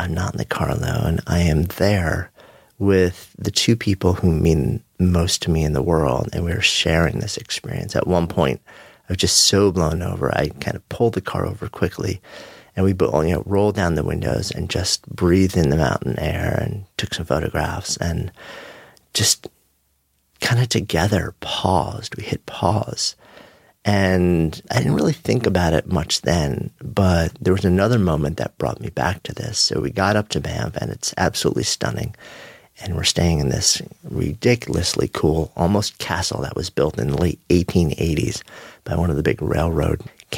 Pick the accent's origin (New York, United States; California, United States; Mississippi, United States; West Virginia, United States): New York, United States; as a New Yorker